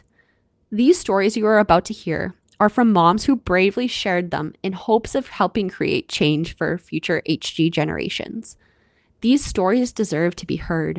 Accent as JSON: {"language": "English", "country": "Canada", "said": "I'm your Canadian host"}